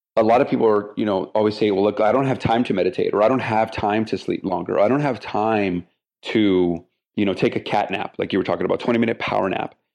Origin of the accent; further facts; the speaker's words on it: El Paso, Texas, United States; now in Houston, United States; my hometown, El Paso, Texas